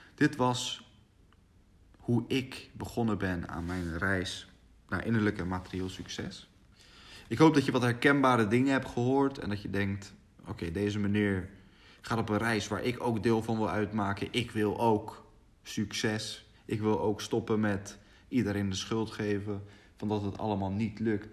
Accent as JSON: {"language": "Dutch", "town": "Rotterdam", "region": "South Holland", "country": "Netherlands", "tie": "born or raised there", "said": "Ik ben opgegroeid in Rotterdam"}